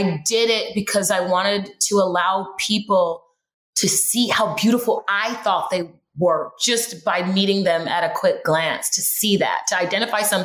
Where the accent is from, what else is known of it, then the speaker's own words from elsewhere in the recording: Houston, Texas, United States; moved away as an adult; also born or lived in Los Angeles, California; I grew up in Houston, Texas, and moved to LA when I was like 20 something